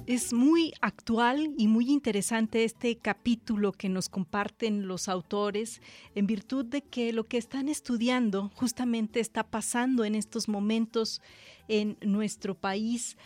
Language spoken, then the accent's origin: Spanish; Mexico; en nuestro país